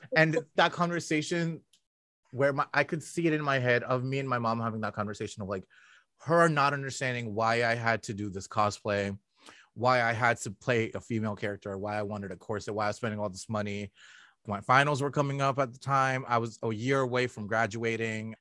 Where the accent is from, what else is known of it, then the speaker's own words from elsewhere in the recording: Toronto, Ontario, Canada; I'm from Scarborough.